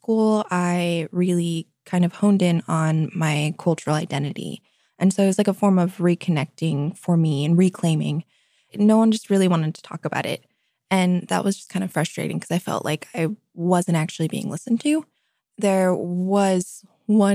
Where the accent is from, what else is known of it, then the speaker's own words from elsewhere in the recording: Anchorage, Alaska, United States; growing up in Anchorage